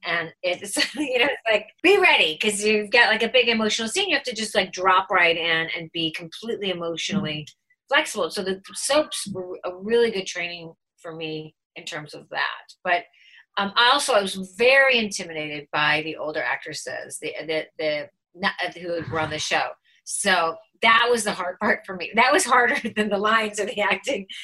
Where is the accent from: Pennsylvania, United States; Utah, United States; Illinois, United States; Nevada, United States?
Illinois, United States; Chicago; accent: Chicago; moved away as an adult; also born or lived in New York; I was straight from Chicago and I didn't know that I said Jan